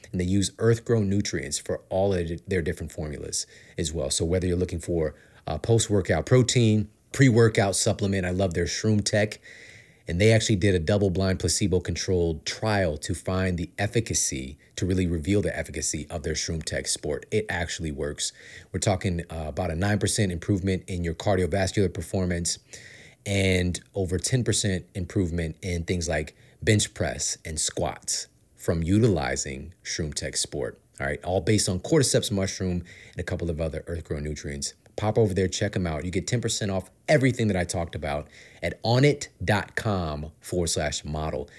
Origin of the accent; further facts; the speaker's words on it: St. Louis, Missouri, United States; moved away as an adult; now in Los Angeles, United States; I grew up, born and raised in St. Louis